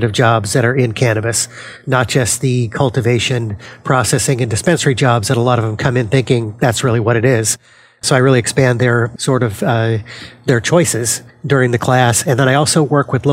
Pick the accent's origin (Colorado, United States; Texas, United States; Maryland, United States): Colorado, United States; Denver; now in New Jersey, United States; born and raised in Denver, Colorado